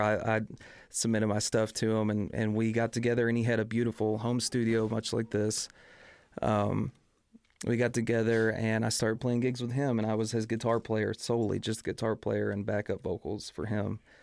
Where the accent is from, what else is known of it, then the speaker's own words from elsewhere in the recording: Kilgore, Texas, United States; as well as in East Texas, where I'm from. I'm from Kilgore, East Texas